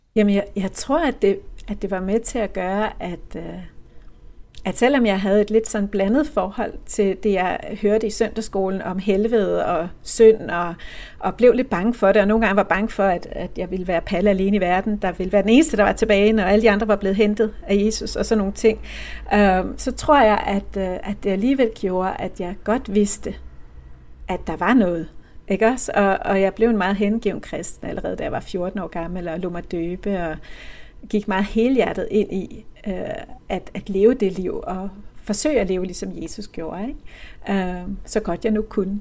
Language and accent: Danish; Copenhagen, Capital Region of Denmark, Denmark; det her murstenshus på Amager, hvor jeg voksede op